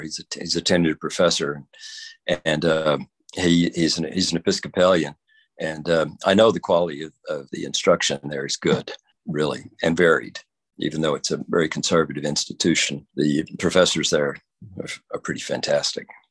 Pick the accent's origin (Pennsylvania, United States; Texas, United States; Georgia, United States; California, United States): Texas, United States; also born or lived in Bentonville, Arkansas; now in Long Island, United States; I grew up in Texas in a uh, in a small town, actually out out in the country, south of the Dallas Fort Worth area